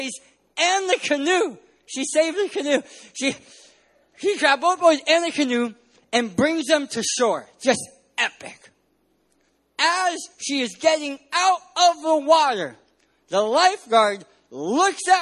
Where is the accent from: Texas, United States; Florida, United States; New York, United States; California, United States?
California, United States; San Diego; I'm from San Diego, California.